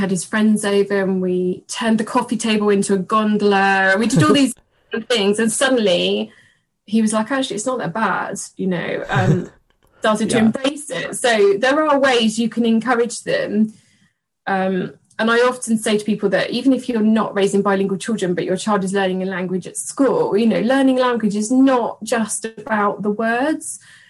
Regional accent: England, United Kingdom; now in London, United Kingdom; So he basically went into an English nursery surrounded by English, came home and I'm English.

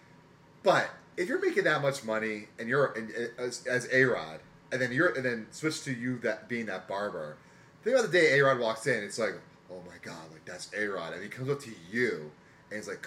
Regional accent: Easton, Pennsylvania, United States; I grew up in Easton, Pennsylvania

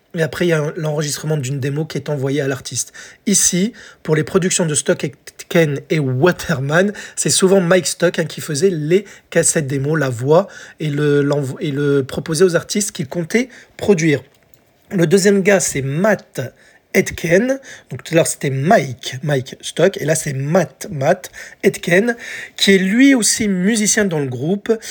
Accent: France; chez nous en France

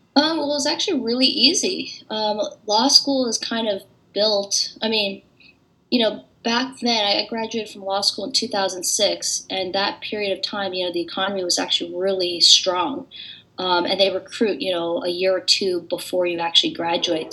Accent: San Francisco, California, United States; moved away as an adult; now in Cambridge, United States; my siblings and I were born and raised in San Francisco

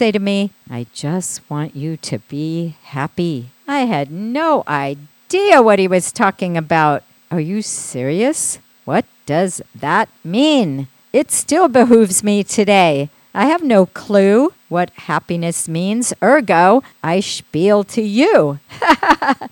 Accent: Midwest, United States; growing up in the Midwest

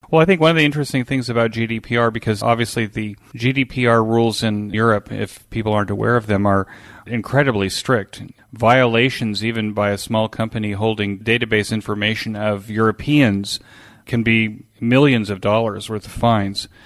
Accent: United States; we did as kids growing up in America

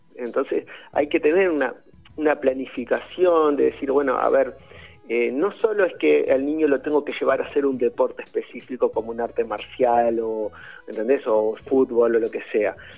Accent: Uruguay; also born or lived in Madrid; now in Spain; mi infancia en Uruguay

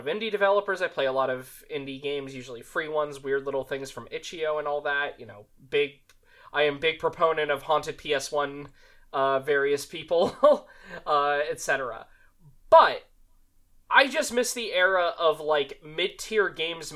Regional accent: Las Vegas, Nevada, United States; I come from Vegas. I was lucky enough to be born in Vegas

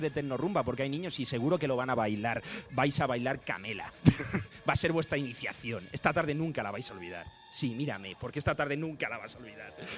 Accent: Talavera de la Reina, Castilla-La Mancha, Spain; Yo soy de Talavera de la Reina, en Toledo

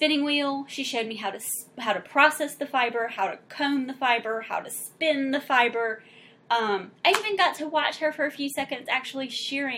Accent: South Louisiana, United States; we're actually from South Louisiana

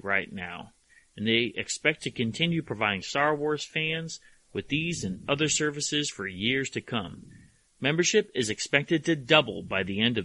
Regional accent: Hamden, Connecticut, United States; I grew up in Hamden, one town over, North Haven

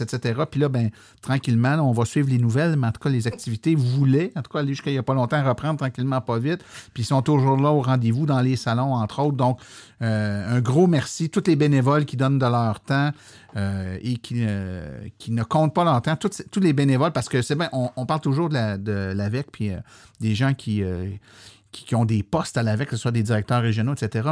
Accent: Saint-Hyacinthe, Quebec, Canada; je suis né à Saint-Hyacinthe, je viens de là

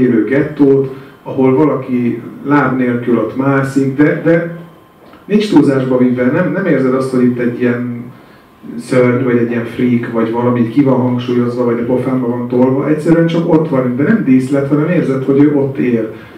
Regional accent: Hungary; én ott álltam magyarként

